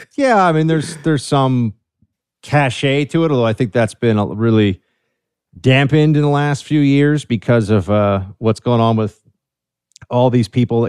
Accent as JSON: {"language": "English", "town": "New York City", "region": "New York", "country": "United States", "tie": "born or raised there", "said": "I'm from New York City, man. Born and raised here"}